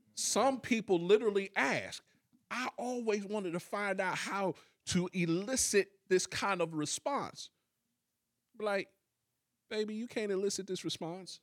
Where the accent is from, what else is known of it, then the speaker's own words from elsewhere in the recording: Columbus, Ohio, United States; we literally came from the same city